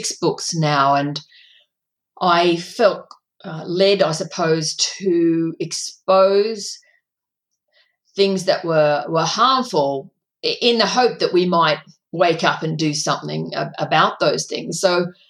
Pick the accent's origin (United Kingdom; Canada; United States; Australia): Australia; a country town in Victoria; my hometown, growing up in a country town in Victoria